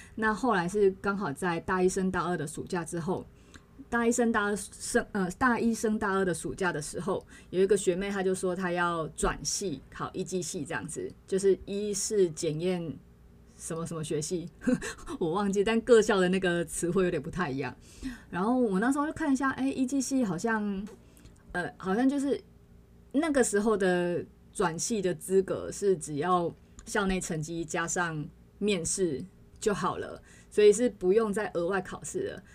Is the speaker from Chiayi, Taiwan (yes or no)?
yes; Chiayi, Taiwan; now in northern Taiwan; 我老家那边好像整个七月都会是， 嗯，就是我们嘉义